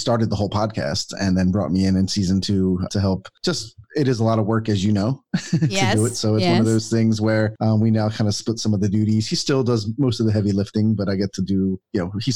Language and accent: English; Philadelphia, Pennsylvania, United States; moved away as an adult; now in Atlanta, United States; I'm from Philadelphia, Pennsylvania, and I moved to Atlanta, Georgia for this job. It was the first time I'm 46 now. Well, I will be 46. And this is the first kind of time I've left my hometown ever to be somewhere else.